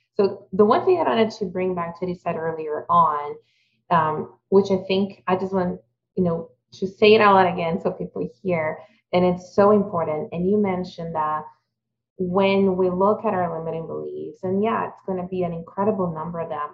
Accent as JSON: {"language": "English", "country": "Brazil", "tie": "born or raised there", "moved": "yes", "said": "I also was fortunate to have a really good childhood, but growing up in Brazil"}